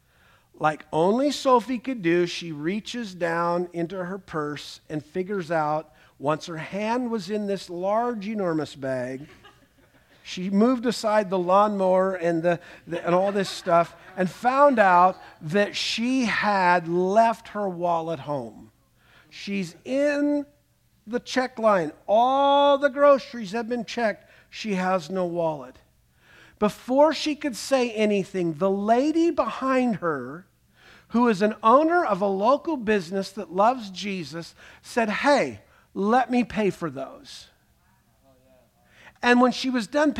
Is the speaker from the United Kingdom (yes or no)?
yes; Scotland, United Kingdom; I'm Scottish